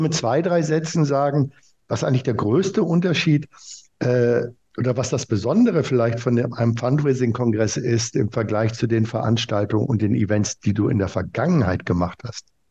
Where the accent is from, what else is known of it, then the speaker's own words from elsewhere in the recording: Germany; ich als Deutscher